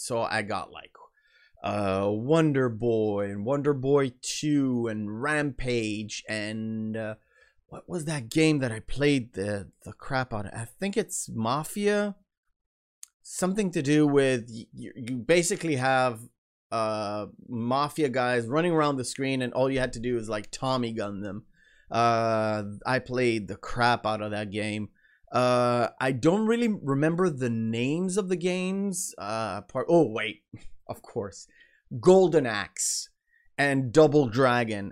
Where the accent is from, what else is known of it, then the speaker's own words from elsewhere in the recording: Israel; accent: American; English is a second language; I was born in Israel